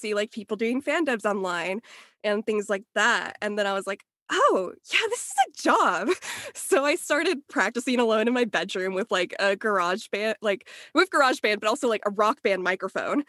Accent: Los Angeles, California, United States; I was born in Los Angeles and grew up around Los Angeles, which is pretty boring, and still live in Los Angeles

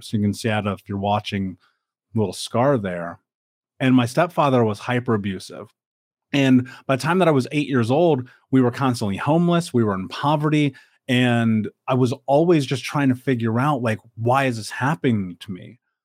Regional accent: Indianapolis, Indiana, United States; I grew up in America. I grew up in Indianapolis

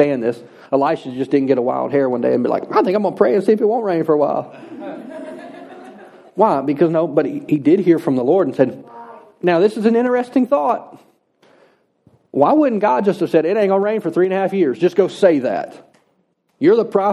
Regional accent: United States; I'm an American

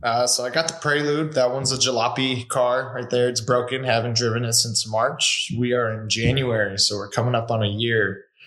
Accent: California, United States; also born or lived in Washington; now in Arizona, United States; I grew up in California, lived in Washington for a little bit.

